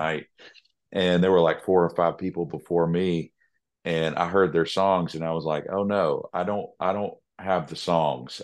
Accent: Nashville, Tennessee, United States; I was born and raised in Music City

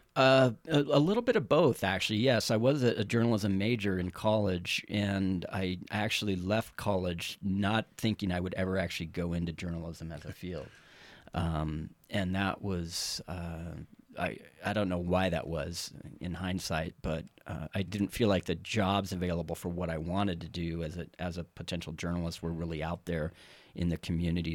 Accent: Carson City, Nevada, United States; also born or lived in Texas; now in Reno, United States; born, partially raised in Texas, uh, but moved here when I was really young, um, approximately, I guess, first grade, uh, to Carson City.

